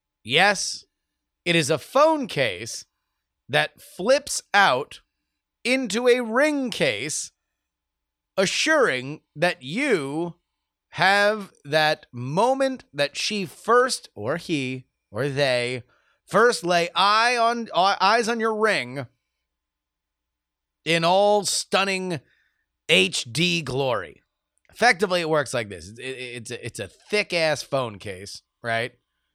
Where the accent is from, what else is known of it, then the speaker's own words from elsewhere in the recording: East Coast, United States; now in West Coast, United States; We're both from the East Coast. We now live on the West Coast.